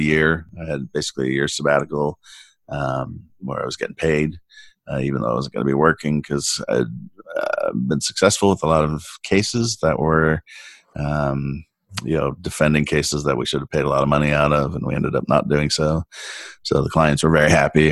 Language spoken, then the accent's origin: English; San Diego, California, United States; I grew up in San Diego